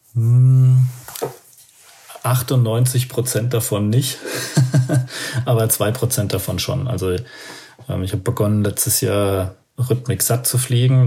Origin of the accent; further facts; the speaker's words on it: Aschaffenburg, Bavaria, Germany; ich komme ja aus Aschaffenburg, das ist in der Nähe von Frankfurt da oben